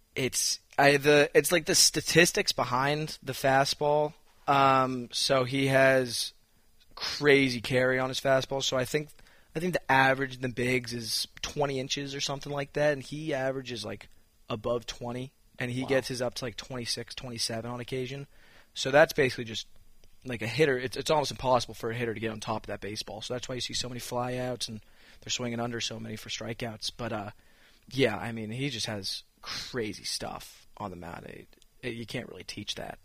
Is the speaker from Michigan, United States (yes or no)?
no; Massachusetts, United States; moved away as an adult; now in Blacksburg, United States; I'm from Mass.